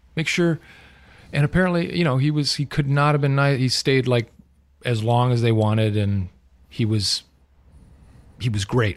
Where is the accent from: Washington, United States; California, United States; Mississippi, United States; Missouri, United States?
California, United States; Southern; I'm a legit born and raised in Southern California